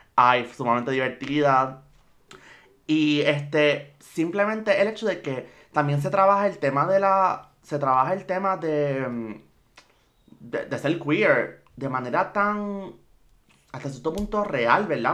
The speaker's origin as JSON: {"language": "Spanish", "country": "Puerto Rico", "said": "yo soy puertorriqueña y estoy aquí"}